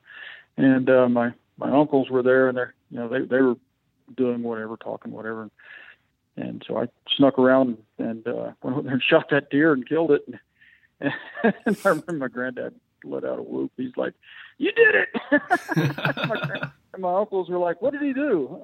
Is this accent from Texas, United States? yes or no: yes; San Angelo, Texas, United States; moved away as an adult; now in Colorado, United States; I grew up out near San Angelo, Texas, which is more West Texas